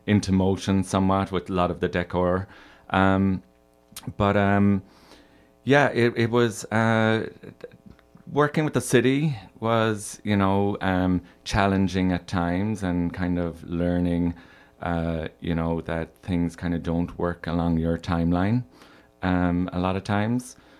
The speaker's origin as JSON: {"language": "English", "country": "Ireland", "tie": "born or raised there", "moved": "as an adult", "lives_now": "Chicago, United States", "said": "I'm from Ireland. Uh, I grew up there and moved here when I was twenty-one."}